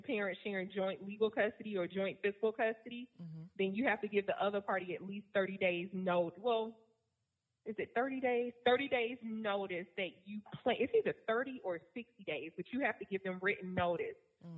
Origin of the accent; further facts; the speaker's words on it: Virginia, United States; now in Georgia, United States; I'm from Virginia